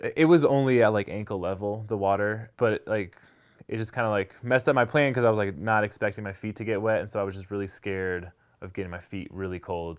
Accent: San Diego, California, United States; moved away as an adult; now in Jackson Hole, United States; and I grew up in San Diego.

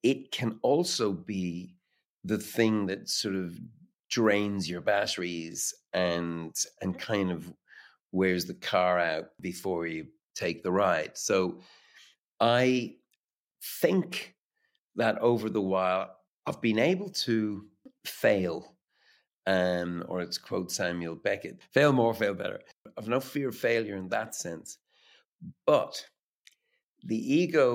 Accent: Dublin, Leinster, Ireland; growing up in Dublin

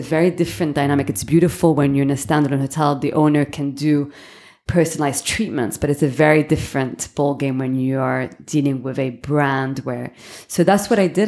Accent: London, United Kingdom; moved away as an adult; also born or lived in Hong Kong / Miami / Beirut / Switzerland; now in Dubai, United Arab Emirates; born and raised in London.

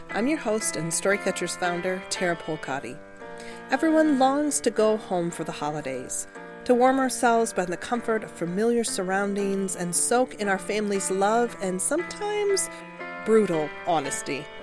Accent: Connecticut, United States; moved away as an adult; now in Wisconsin, United States; Now, when I got married, I moved to Wisconsin from Connecticut with my husband. And we used to go home for Christmas every Christmas, every Thanksgiving.

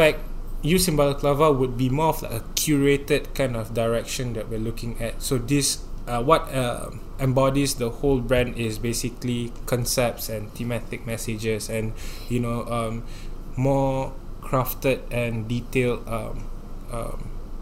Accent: Singapore; the life in Singapore, like as a Singaporean youth

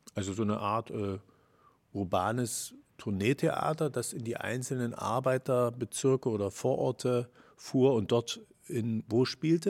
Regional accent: Chemnitz, Saxony, Germany; bin ja in Karl-Marx-Stadt oder Chemnitz aufgewachsen

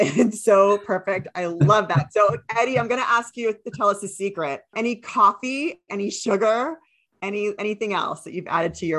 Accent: New York, United States; now in London, United Kingdom; I'm in England. I live in London, but I'm originally from New York.

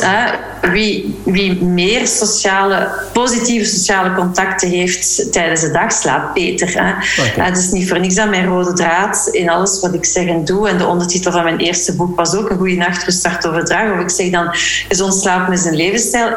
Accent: Flanders, Belgium; moved away as an adult; also born or lived in Leuven / Walloon Brabant; now in Brussels, Belgium; ik ben opgegroeid in Vlaanderen

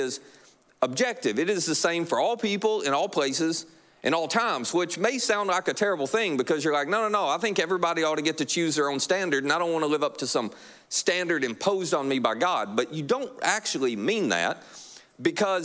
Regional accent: Kentucky, United States; you're like me from Kentucky

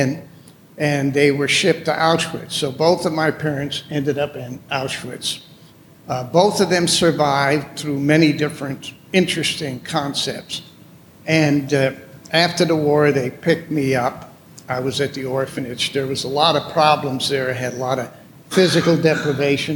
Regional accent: Amsterdam, North Holland, Netherlands; moved away; I was born in Amsterdam, Holland.

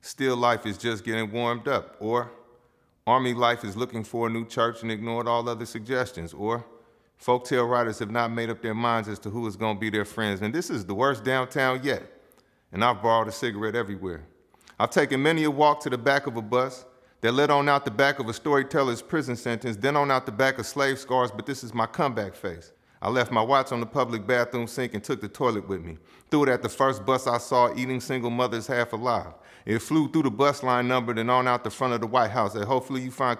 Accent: San Francisco, California, United States; I was born and raised in San Francisco

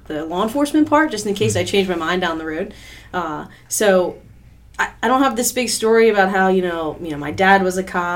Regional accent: Pennsylvania, United States; moved away as an adult; now in Ocean View, United States; I'm actually originally from Pennsylvania

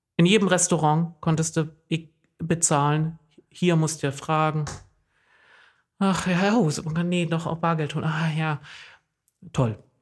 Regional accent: East Germany, Germany; now in Oldenburg, Germany; ich komme ja aus dem Osten

